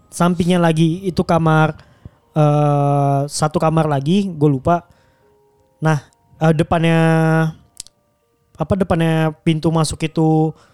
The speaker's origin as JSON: {"language": "Indonesian", "town": "Bekasi", "region": "West Java", "country": "Indonesia", "tie": "born or raised there", "said": "Jadi tuh gue tuh pas kecil itu tinggal di daerah Durenjaya, Bekasi."}